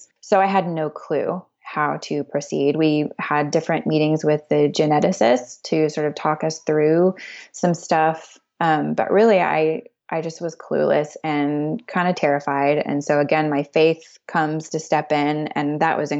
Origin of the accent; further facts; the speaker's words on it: Dallas, Texas, United States; now in Greenville, United States; We are in Greenville, South Carolina, but I am from Dallas, Texas.